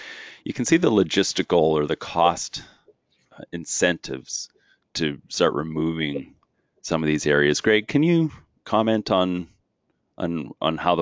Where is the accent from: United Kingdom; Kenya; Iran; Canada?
Canada; Southwest Manitoba; I grew up in Southwest Manitoba